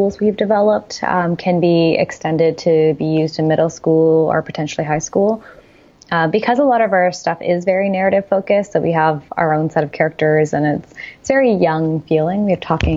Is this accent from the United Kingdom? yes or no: no; Canada; also born or lived in Silicon Valley; now in Toronto, Canada; as a Canadian, we did move to Silicon Valley, and you can stay for up to 6 months as a Canadian